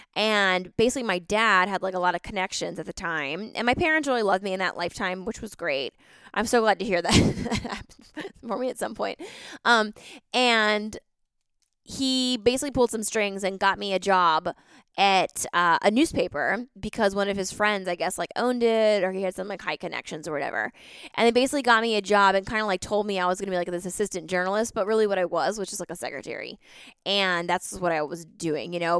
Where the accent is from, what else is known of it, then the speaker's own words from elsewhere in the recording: East Coast, United States; I grew up on the East Coast